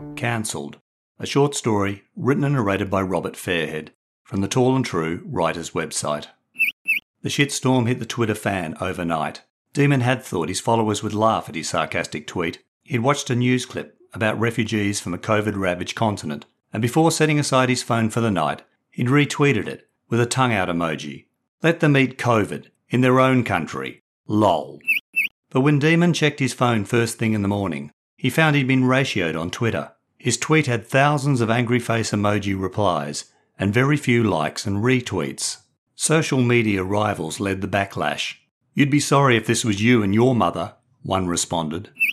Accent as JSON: {"language": "English", "country": "Australia"}